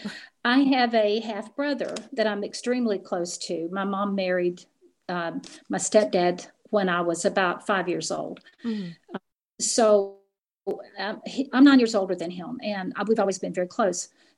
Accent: Appalachian Mountains, United States; I grew up in the Appalachian Mountains, and it is very, very close knit in those regions.

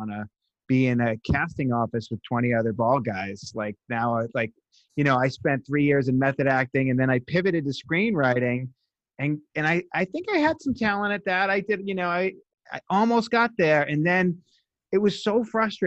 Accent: Boston, Massachusetts, United States; moved away as an adult; now in Los Angeles, United States; growing up in South Boston

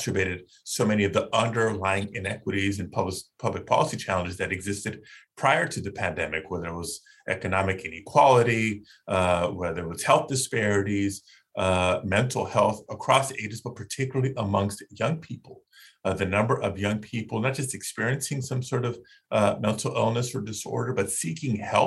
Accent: Southern California, United States; I grew up in Southern California

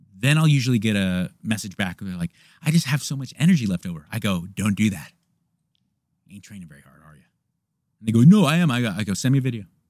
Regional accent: United States; I'm an American

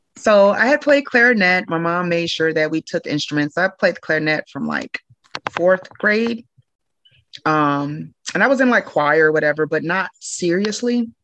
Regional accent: Normal, Illinois, United States; also born or lived in Chicago, Illinois; I spent a good amount of time in Normal. That's where I graduated high school.

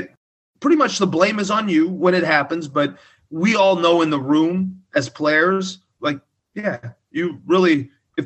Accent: Southern Illinois, United States; moved away as an adult; Growing up in Southern Illinois.

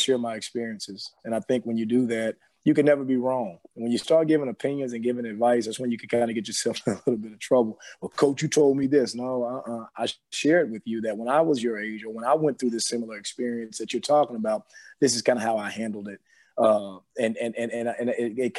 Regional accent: Bossier City, Louisiana, United States; moved away as an adult; also born or lived in Houston, Texas; grew up in Bossier City, Louisiana, so it's the real country, if you will

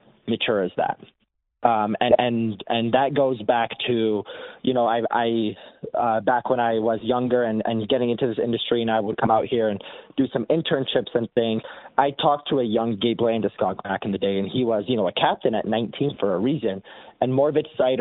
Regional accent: Detroit, Michigan, United States; moved away; my entire life of growing up in Detroit

